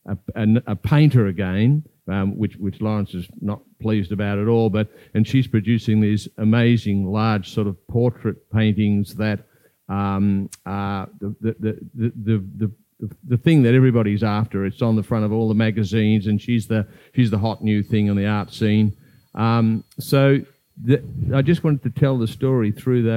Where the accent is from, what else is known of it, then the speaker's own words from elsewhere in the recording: Melbourne, Victoria, Australia; moved away as an adult; I come from Melbourne originally